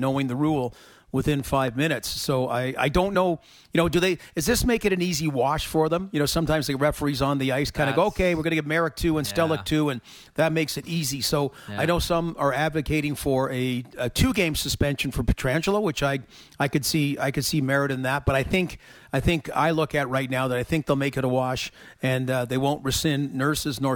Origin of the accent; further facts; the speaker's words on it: Toronto, Ontario, Canada; growing up in Toronto